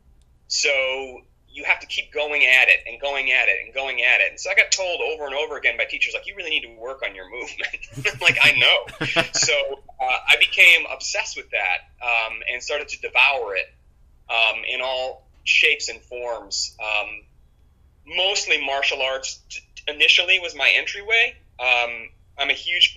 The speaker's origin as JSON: {"language": "English", "town": "Cleveland", "region": "Ohio", "country": "United States", "tie": "born or raised there", "also_born_or_lived": "Plymouth, Massachusetts", "said": "I was born in Plymouth, Massachusetts, but I grew up mostly in Cleveland, Ohio."}